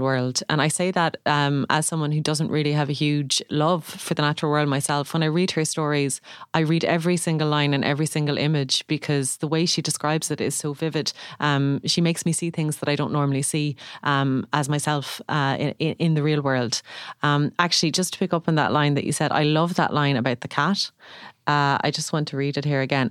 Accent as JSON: {"language": "English", "town": "Limerick", "region": "Munster", "country": "Ireland", "said": "I'm from Limerick"}